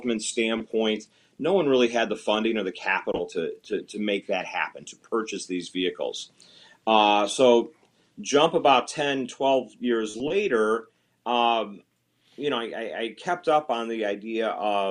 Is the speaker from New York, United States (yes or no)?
no; Northwest Indiana, United States; I'm originally from Northwest Indiana